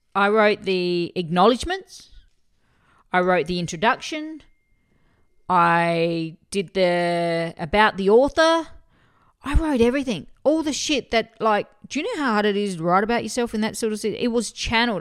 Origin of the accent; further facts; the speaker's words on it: Murray Bridge, South Australia, Australia; I'm Bogan from Murray Bridge